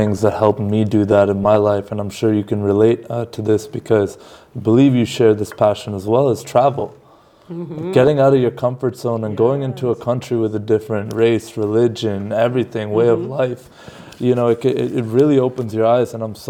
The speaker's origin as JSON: {"language": "English", "country": "Canada", "moved": "yes", "lives_now": "United States", "said": "technically I'm Canadian, so I'm here in the United States"}